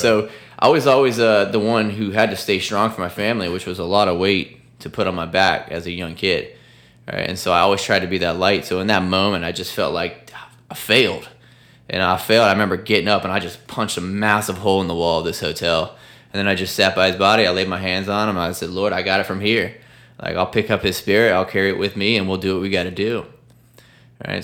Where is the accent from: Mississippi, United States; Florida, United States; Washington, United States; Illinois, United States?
Florida, United States; Sarasota; my hometown of Sarasota, Bradenton, Florida